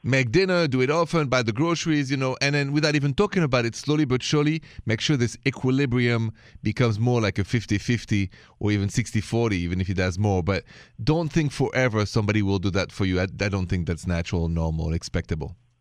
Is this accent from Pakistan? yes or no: no; France; accent: French; My accent is French